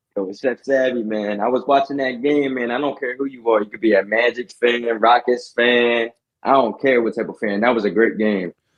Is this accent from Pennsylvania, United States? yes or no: yes; Philadelphia, Pennsylvania, United States; also born or lived in Lehigh; I'm from Philly